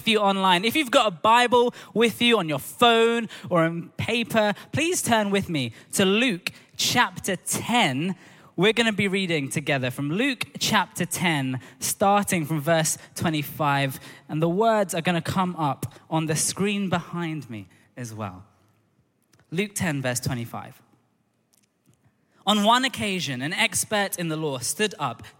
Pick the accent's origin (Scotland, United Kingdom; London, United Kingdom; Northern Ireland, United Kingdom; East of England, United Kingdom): London, United Kingdom; I grew up in Tooting in Southwest London